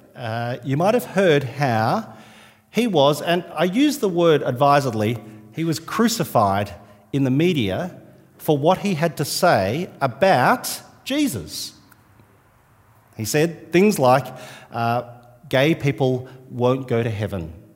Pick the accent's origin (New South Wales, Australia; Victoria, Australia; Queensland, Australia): New South Wales, Australia; now in Adelaide, Australia; I'm from New South Wales